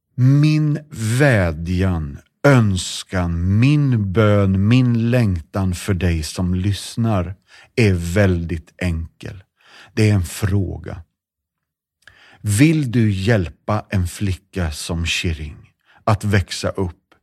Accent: Sweden; vi är alla liksom svenskar

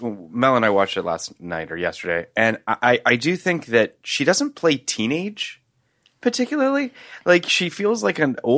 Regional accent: Canada; I'm Canadian.

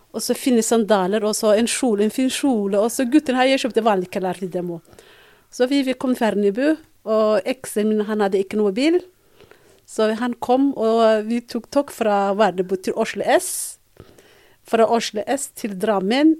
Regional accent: Mogadishu, Banaadir, Somalia; Norwegian is a second language; moved away as an adult; also born or lived in Borama, Somaliland / Birmingham, United Kingdom; now in Norway; så vi flyttet fra, Mogad, eh, fra Boro til Mogadishu. Mm -hmm. Og der begynte jeg på skolen. Ja. Da har jeg gått barneskole, ungdomsskole

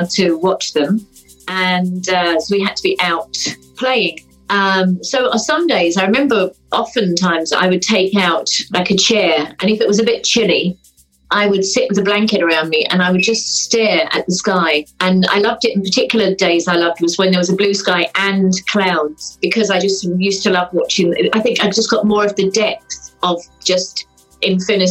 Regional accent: London, United Kingdom; moved away as an adult; now in Moville, Ireland; I was born in Wimbledon in London. I grew up there. I grew up in the kind of Surrey, London border

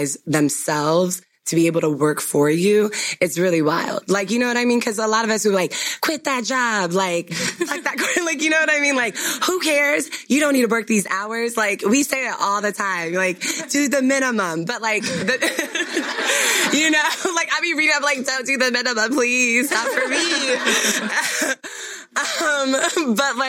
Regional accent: Ghana; I'm Ghanaian

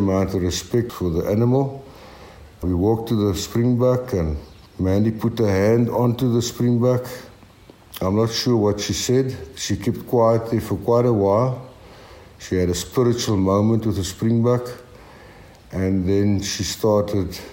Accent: Karoo, Eastern Cape, South Africa; also born or lived in Graaff-Reinet / Nieu-Bethesda; I was born in Graaffreinet, and at that stage my dad was farming in New Bethesda. My grandfather never farmed. He opened up butcher shops, and I grew up on a Karoo farm.

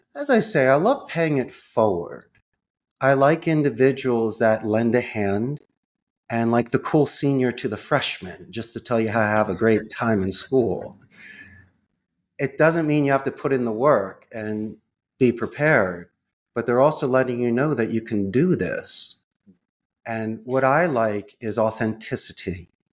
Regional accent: Philadelphia, Pennsylvania, United States; moved away as an adult; also born or lived in Arizona; now in Costa Rica; I grew up in Northeast Philadelphia

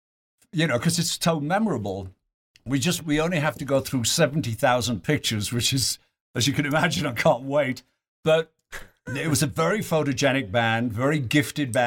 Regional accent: Yorkshire and the Humber, United Kingdom; now in Lake Tahoe, United States; I was Yorkshireman

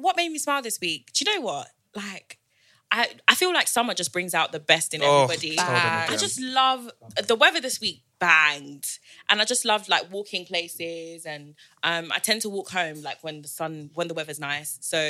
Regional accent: London, United Kingdom; moved away as an adult; also born or lived in Zimbabwe; now in Amsterdam, Netherlands; I was born in Zimbabwe, moved to the UK when I was 7. So grew up in Southeast London. And then moved to Amsterdam 2 years ago.

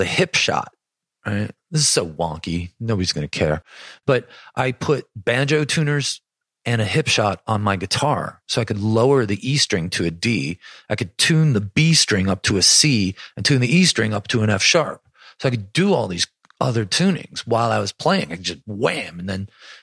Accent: Buffalo, New York, United States; growing up in Buffalo

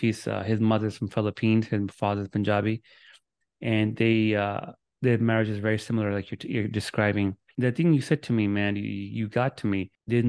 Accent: United States; My mother is from Lahore. My father was from Islamabad. I'm born and raised in America.

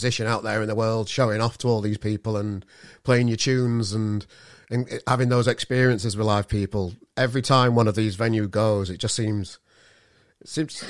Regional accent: Yorkshire and the Humber, United Kingdom; as a Yorkshireman

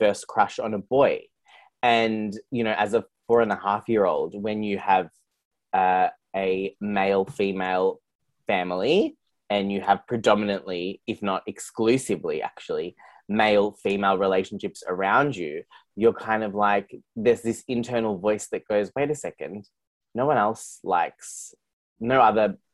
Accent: Geelong, Victoria, Australia; I grew up in Geelong, which is where I'm recording from today

